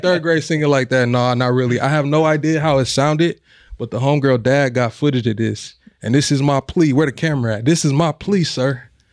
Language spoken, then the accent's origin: English; Omaha, Nebraska, United States; we born and raised in Omaha